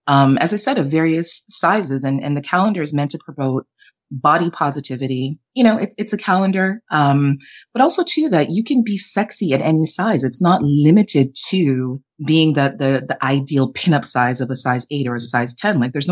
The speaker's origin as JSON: {"language": "English", "country": "Canada", "tie": "born or raised there", "also_born_or_lived": "Jamaica", "said": "I'm Jamaican Canadian, but I was born in Jamaica, raised in Canada."}